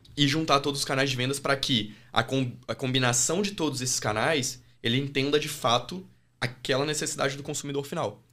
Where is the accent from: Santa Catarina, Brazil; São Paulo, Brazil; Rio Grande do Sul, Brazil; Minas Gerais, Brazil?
Minas Gerais, Brazil; Diamantina; accent: mineiro; moved away as an adult; also born or lived in Australia / Nebraska; Eu saí de Diamantina, que é a minha cidade, com 18 anos